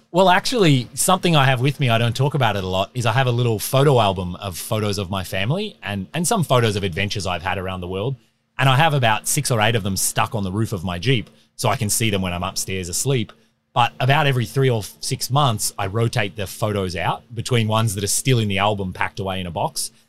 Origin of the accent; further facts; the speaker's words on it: Australia; moved away as an adult; now in Whitehorse, Canada; I grew up in Australia, relatively normal upbringing.